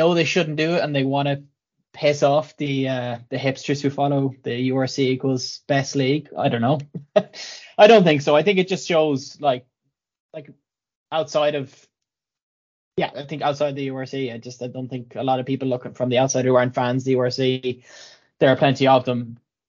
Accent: Ireland; even as an Irish rugby fan, to kind of, yeah, to not respect that almost

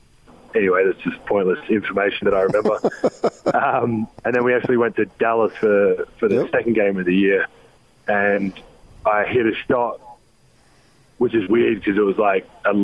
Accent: Australia; moved away as an adult; now in United States; growing up in Australia and having Christmas in the summer of 100 and plus degrees and swimming in the pool all day and then having Christmas in the freezing cold snow now.

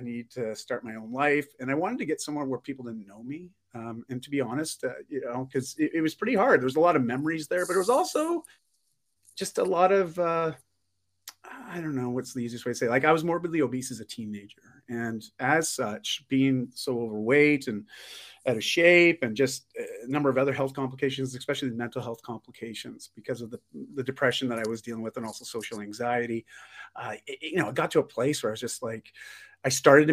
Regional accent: just outside of Toronto, Ontario, Canada; I grew up just outside of Toronto, Ontario

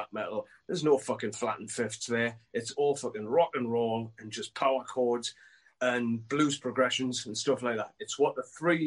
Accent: Newcastle upon Tyne, North East England, United Kingdom; I was a kid from Newcastle who wrote some tunes

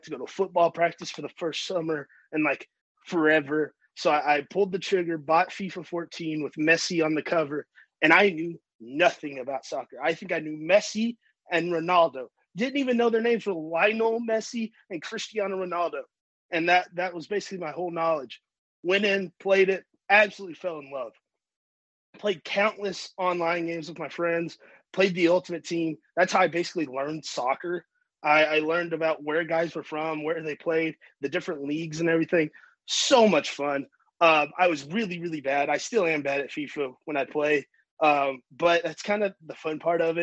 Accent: the South, United States; I'm from the South

